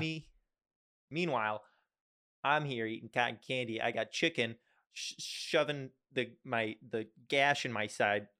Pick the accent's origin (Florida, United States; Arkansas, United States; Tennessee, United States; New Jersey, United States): Tennessee, United States; Nashville; I'm from Nashville, Tennessee.